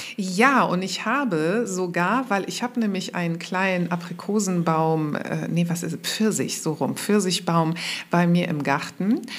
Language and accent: German; Mönchengladbach, North Rhine-Westphalia, Germany; moved away as an adult; also born or lived in Cologne / Berlin; ich bin keine gebürtige Kölnerin, sondern ich komme ursprünglich aus Mönchengladbach